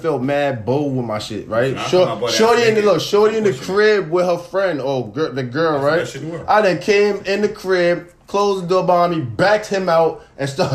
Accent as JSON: {"language": "English", "country": "Jamaica", "said": "I'm Jamaican"}